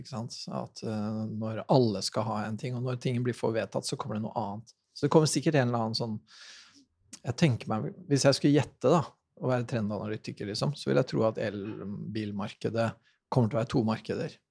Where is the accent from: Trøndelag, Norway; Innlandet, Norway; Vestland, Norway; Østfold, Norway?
Østfold, Norway; Sarpsborg; jeg er jo fra Sarpsborg